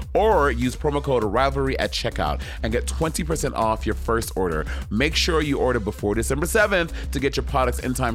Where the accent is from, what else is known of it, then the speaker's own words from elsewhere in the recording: New York City, New York, United States; growing up in New York City.